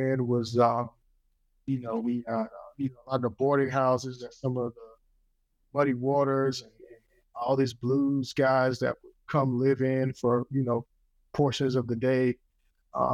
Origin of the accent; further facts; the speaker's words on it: Wilson, North Carolina, United States; Wilson, North Carolina. I mean, that's my hometown